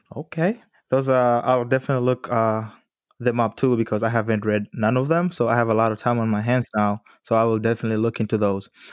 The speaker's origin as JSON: {"language": "English", "country": "Tanzania", "moved": "yes", "said": "I'm originally from Tanzania, and that culture shock when I got here was massive for me"}